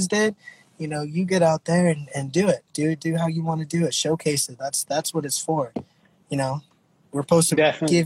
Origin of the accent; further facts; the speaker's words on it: Texas, United States; now in Oakland, United States; I'm originally from here, from Oakland. I was born here, and then I was raised in Texas